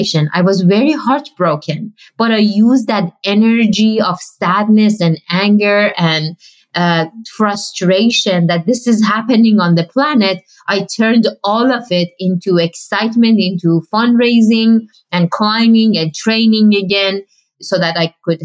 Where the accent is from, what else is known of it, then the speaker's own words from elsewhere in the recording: Iran; moved away; I grew up in Iran